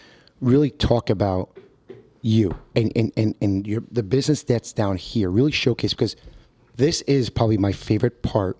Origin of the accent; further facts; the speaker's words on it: New Jersey, United States; English is a second language; as soon as they found out that I was from North Jersey